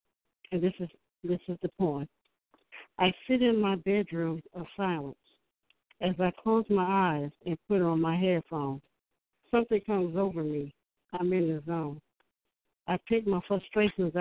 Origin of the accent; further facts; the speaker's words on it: Newport News, Virginia, United States; I'm from Newport News, Virginia